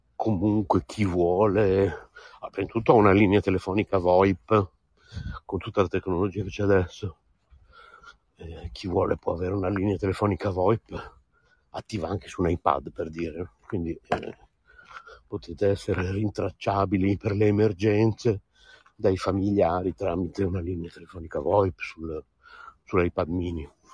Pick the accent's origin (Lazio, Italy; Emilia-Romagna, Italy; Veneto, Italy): Emilia-Romagna, Italy; Bologna; da buon bolognese come me